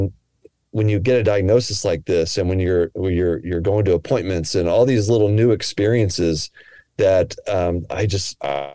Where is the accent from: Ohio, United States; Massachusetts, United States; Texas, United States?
Texas, United States; moved away as an adult; also born or lived in New Hampshire; now in Portland, United States; I grew up in Texas, but then I went out to Dartmouth